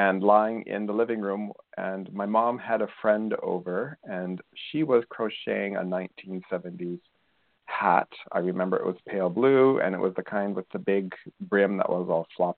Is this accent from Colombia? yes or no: yes; Colombia; moved away; I grew up in Colombia in South America.